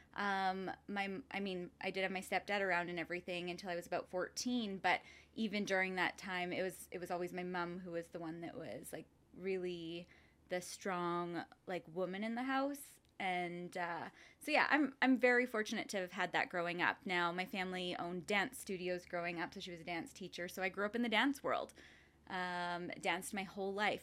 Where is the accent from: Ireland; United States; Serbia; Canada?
Canada; Lethbridge, Alberta; moved away as an adult; also born or lived in Coaldale, Alberta / Vancouver, British Columbia; I grew up in Lethbridge and Coldale.